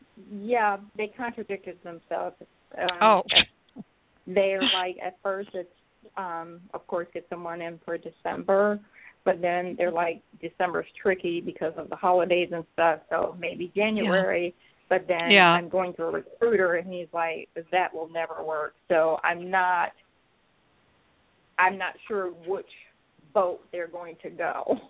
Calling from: Atlanta, Georgia, United States; from Atlanta.

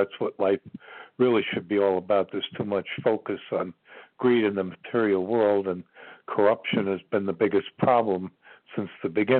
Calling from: Ashland, Virginia, United States; I'm calling from Ashland, Virginia.

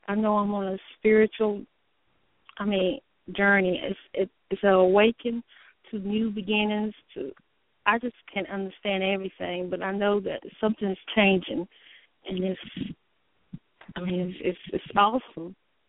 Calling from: North Carolina, United States; North Carolina.

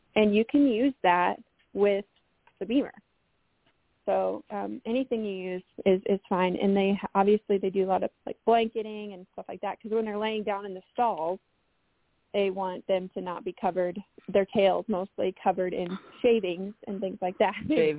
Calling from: Colorado, United States; I'm in Western Colorado, back to my home spot.

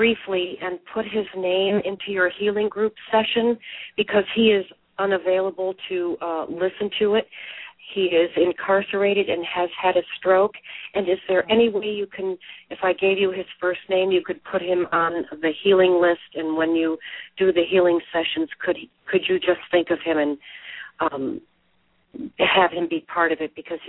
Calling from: Connecticut, United States; I'm calling from Connecticut.

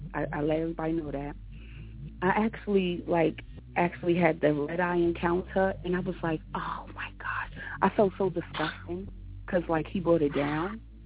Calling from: New York City, New York, United States; calling from Brooklyn, New York.

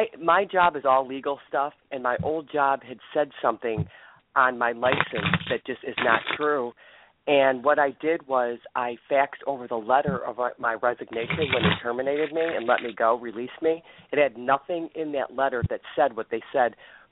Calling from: Ohio, United States

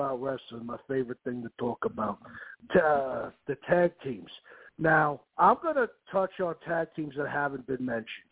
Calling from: Long Island, New York, United States; I'm calling from Long Island.

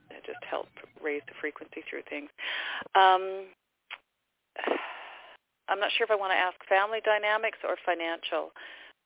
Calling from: Abbotsford, British Columbia, Canada; I'm calling from Abbotsford in British Columbia, Canada.

